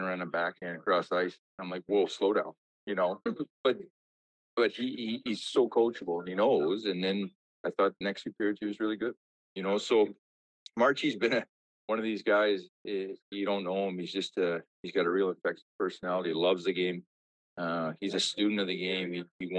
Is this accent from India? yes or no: no; Armstrong, British Columbia, Canada; I lived in a small town. I was in Armstrong, British Columbia